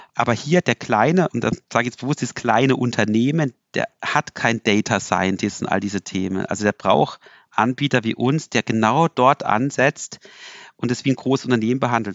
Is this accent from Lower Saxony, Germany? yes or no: no; Freiburg, Baden-Württemberg, Germany; als Freiburger